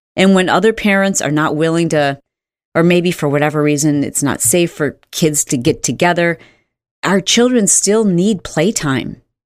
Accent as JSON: {"language": "English", "region": "Michigan", "country": "United States", "tie": "born or raised there", "said": "I grew up in Michigan"}